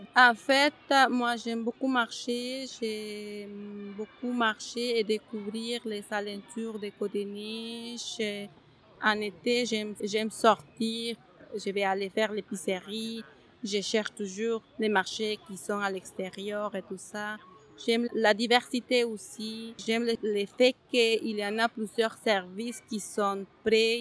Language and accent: French; Huancayo, Junín, Peru; French is a second language; moved away as an adult; also born or lived in United States; now in Montreal, Canada; moi, au Pérou, j'habitais dans les montagnes